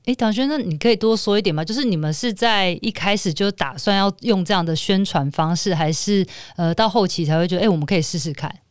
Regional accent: Taipei, Taiwan; 我小时候是在台北的那个夜市长大的

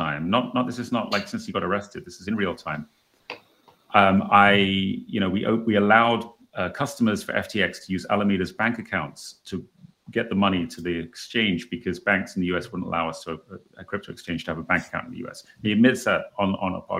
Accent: England, United Kingdom; I'm an English guy

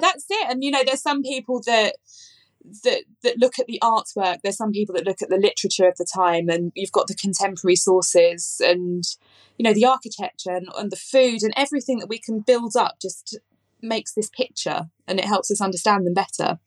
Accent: London, United Kingdom; I grew up in southeast London. In fact, I grew up in Eltham

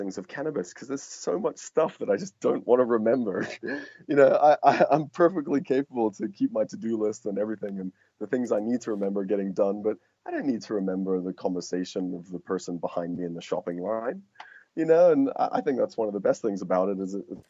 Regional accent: England, United Kingdom; moved away; I'm hangover from being English or raised there

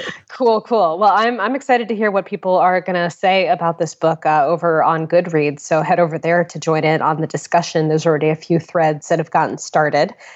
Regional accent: West Hartford, Connecticut, United States; I live in, I grew up in West Hartford, Connecticut.

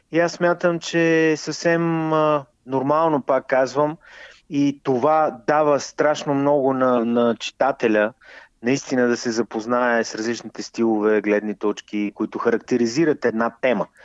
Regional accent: Yambol, Yambol Province, Bulgaria; moved away; в моя роден град, където всъщност съм представил буквално две книги и се надявам да представя и моята собствена, защото все пак Ямбол си е родния

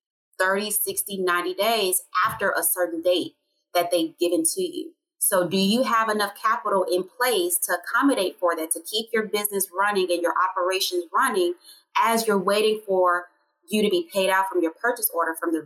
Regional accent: Little Rock, Arkansas, United States; now in Georgia, United States; growing up in Little Rock, Arkansas

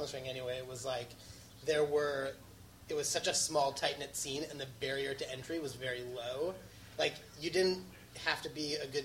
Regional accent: Madison, Wisconsin, United States; I grew up in Madison, and we were really close to Milwaukee

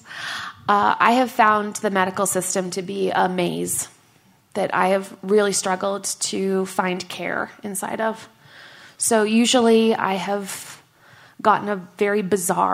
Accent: Canada; moved away; also born or lived in Washington, D.C.; I am Canadian

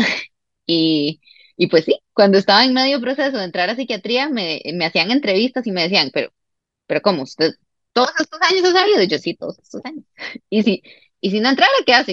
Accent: Costa Rica; also born or lived in Santiago, Chile; volví a Costa Rica, ya habiendo terminado el bachillerato

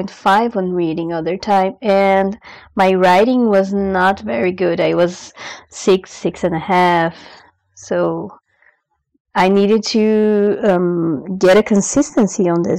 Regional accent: Brazil; English is a second language; I am from Brazil. I am 29 years old

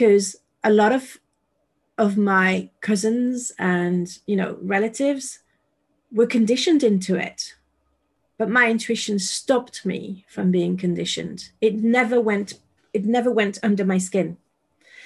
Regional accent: France; moved away; I moved away from France

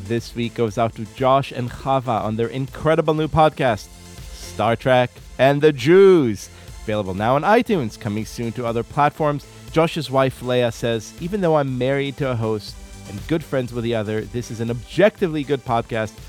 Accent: Israel; moved away; Growing up in Israel

